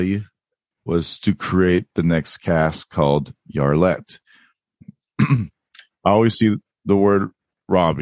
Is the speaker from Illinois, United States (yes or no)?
no; California, United States; I am American California white boy